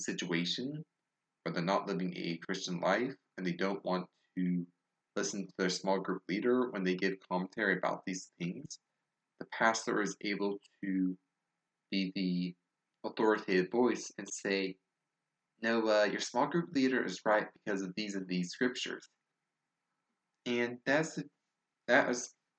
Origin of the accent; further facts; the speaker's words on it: Tennessee, United States; accent: southern; please forgive my horrible southern accent